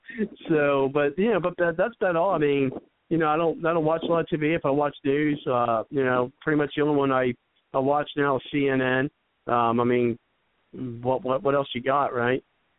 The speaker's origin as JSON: {"language": "English", "region": "Ohio", "country": "United States", "said": "I'm from Ohio."}